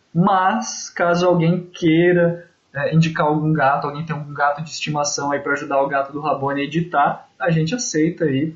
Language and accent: Portuguese; interior of Paraná, Brazil; eu sou do interior do Paraná